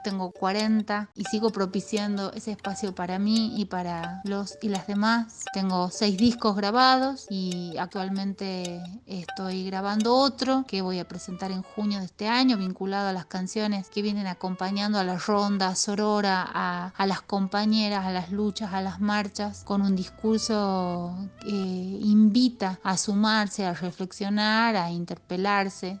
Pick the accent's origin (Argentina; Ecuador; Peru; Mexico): Argentina; Tafí Viejo, Tucumán; soy de Tafí Viejo, Tucumán